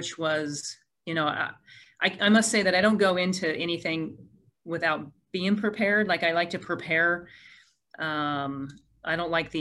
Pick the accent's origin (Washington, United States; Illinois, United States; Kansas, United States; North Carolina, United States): Washington, United States; Port Orchard; this community where I was not born, but I was raised here in Port Orchard. I've lived here for over 45 years